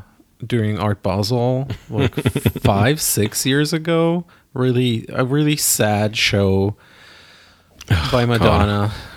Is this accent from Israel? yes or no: yes; Israel; now in New York, United States; Sorry, I grew up in Israel.